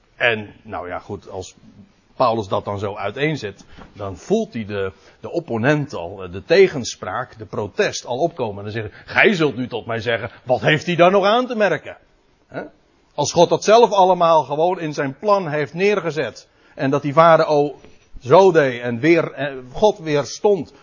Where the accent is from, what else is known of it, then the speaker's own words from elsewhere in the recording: Netherlands; als Nederlanders